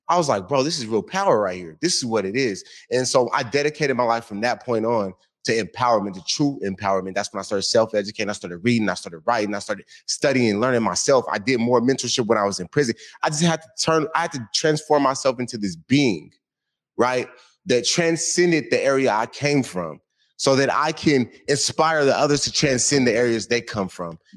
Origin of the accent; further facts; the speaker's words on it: Washington, United States; So my grandma took a hold of me. We was raised over in Yesler Terrace Projects. You know, heavily gang infested and whatnot.